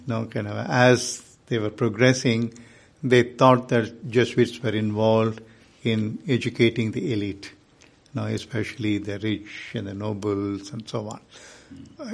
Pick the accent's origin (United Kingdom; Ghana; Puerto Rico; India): India; I am from India